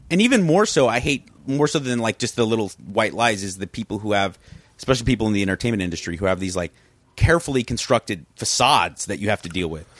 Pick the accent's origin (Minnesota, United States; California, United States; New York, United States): California, United States; South Pasadena; also born or lived in Venice, Los Angeles; I grew up in that neighborhood. That's, that's kinda like my hometown.